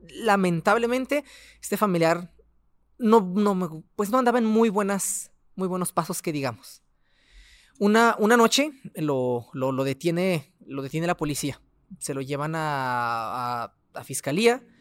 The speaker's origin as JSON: {"language": "Spanish", "town": "Ciudad Juárez", "region": "Chihuahua", "country": "Mexico", "also_born_or_lived": "Delicias, Chihuahua", "said": "tengo 29 años, soy del estado de Chihuahua, de la ciudad de Delicias, pero llevo aquí 25 años en Juárez. Entonces, soy prácticamente juarense."}